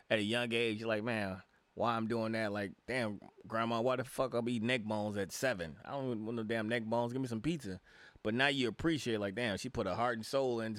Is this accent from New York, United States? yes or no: no; Chicago, Illinois, United States; When I was mean mugging, because I was from Chicago, was people when people said hello and good morning in the morning.